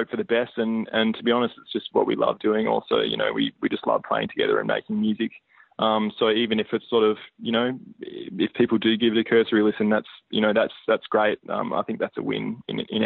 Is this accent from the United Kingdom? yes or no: no; Hobart, Tasmania, Australia; we're a small band and because we're from Hobart